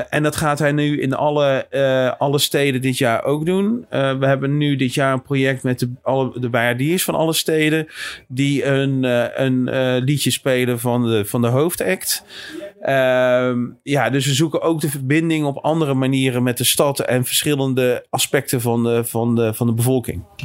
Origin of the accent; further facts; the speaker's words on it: Bergen, North Holland, Netherlands; Ik kom zelf uit Bergen